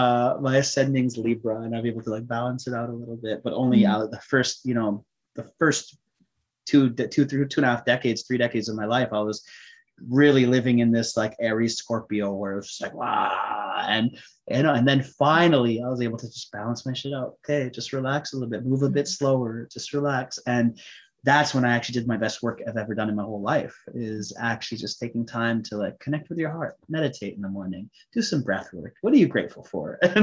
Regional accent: India; I'm Sikh Punjabi, I'm Indian.

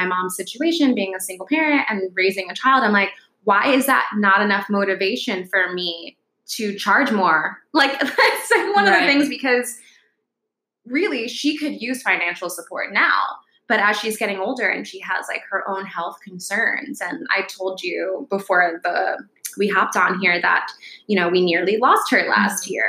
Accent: New York City, New York, United States; also born or lived in Connecticut; I grew up in the Bronx, and I lived there until I was 13

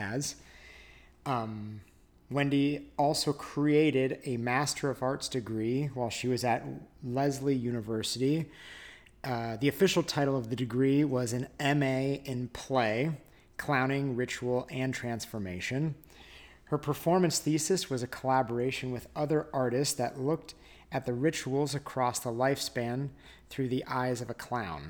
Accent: California, United States; moved away; also born or lived in New York / Colorado; I was born in Southern California. And then I grew up in Tahoe

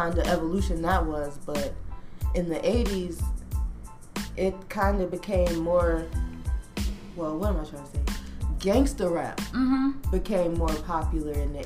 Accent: Chicago, Illinois, United States; I'm from Chicago.

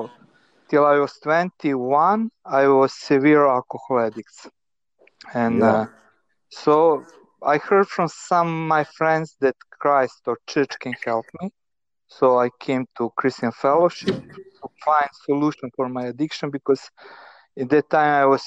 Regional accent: Novi Sad, Vojvodina, Serbia; I grew up in Novi Sad in the communist family

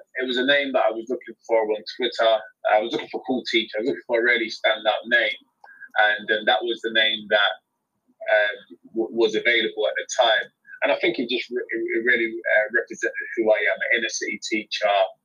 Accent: London, United Kingdom; accent: London; my London accent

